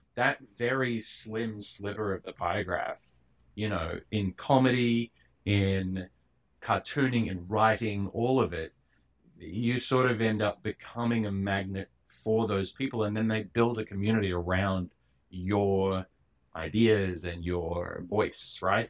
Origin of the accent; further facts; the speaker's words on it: Perth, Western Australia, Australia; now in New York, United States; I grew up in Perth